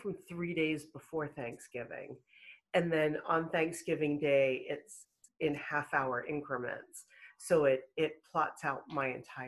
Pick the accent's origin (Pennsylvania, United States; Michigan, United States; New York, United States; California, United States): Pennsylvania, United States; Pittsburgh; now in Weston, United States; I grew up in Pittsburgh, Pennsylvania